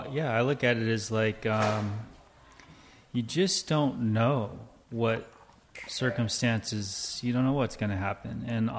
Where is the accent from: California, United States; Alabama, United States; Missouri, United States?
California, United States; Los Angeles; I was born in Canoga Park, which is now West Hills, in the valley.